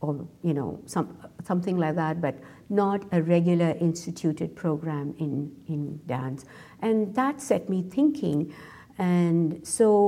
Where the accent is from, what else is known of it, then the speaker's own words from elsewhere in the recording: Mumbai, Maharashtra, India; moved away as an adult; now in North Carolina, United States; When I was growing up in India, as being a dancer